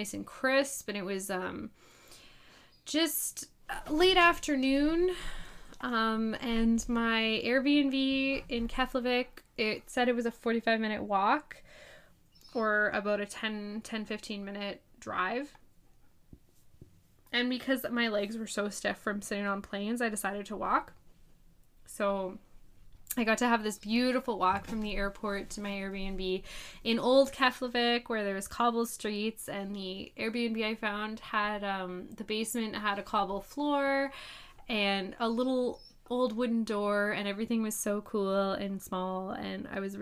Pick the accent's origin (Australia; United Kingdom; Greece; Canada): Canada; I'm Canadian.